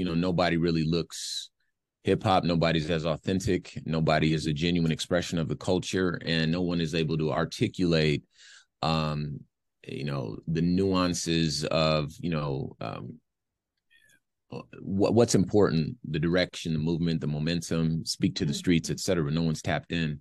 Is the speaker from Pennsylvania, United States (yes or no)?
no; Los Angeles, California, United States; now in Phoenix, United States; I'm from Los Angeles